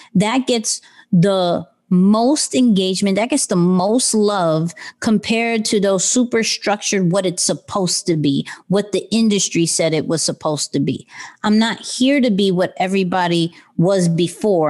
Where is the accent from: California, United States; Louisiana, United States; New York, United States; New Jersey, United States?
New York, United States; New York City; I'm still kid from Queens